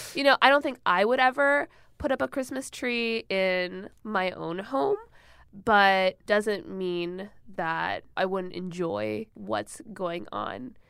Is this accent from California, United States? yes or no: no; Michigan, United States; I grew up in Michigan